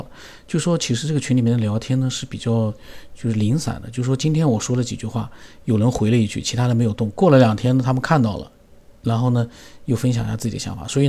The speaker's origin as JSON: {"language": "Chinese", "region": "Sichuan", "country": "China", "said": "你从我的名字，你推到我是四川人"}